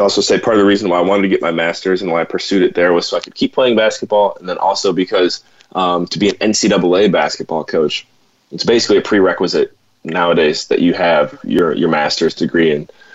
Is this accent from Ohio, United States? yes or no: yes; Cleveland, Ohio, United States; moved away as an adult; now in St. John's, Canada; I grew up in Cleveland